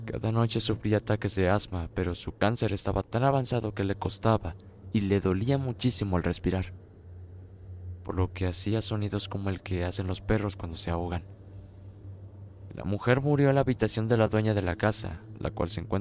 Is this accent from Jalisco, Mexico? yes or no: no; Cuautla, Morelos, Mexico; Soy de Cuautla, Morelos.